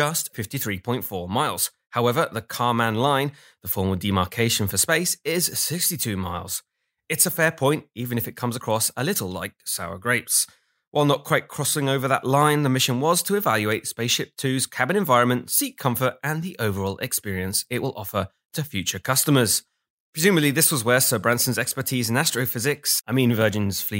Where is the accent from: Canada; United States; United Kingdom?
United Kingdom; England; I'm English